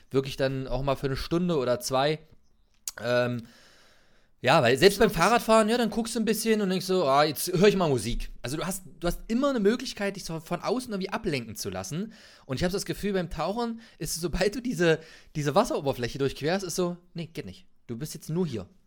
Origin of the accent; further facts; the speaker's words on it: Magdeburg, Saxony-Anhalt, Germany; Nee, ich komme aus Magdeburg.